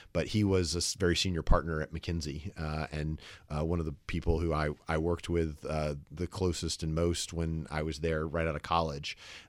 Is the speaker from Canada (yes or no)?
no; the South, United States; accent: slight Southern; People are usually surprised to learn that I'm from the South